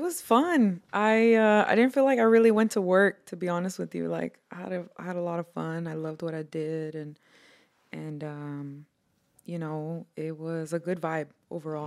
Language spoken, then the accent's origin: English; Houston, Texas, United States; also born or lived in Harlingen, Texas; I was born and raised in Houston, Texas. Um, part of my life, I also lived in the valley, um, around Harlingen, Texas.